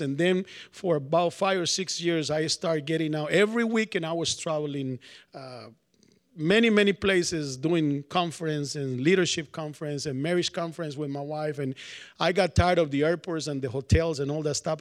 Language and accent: English; Colombia; moved away; also born or lived in New York; I'm from Colombia, South America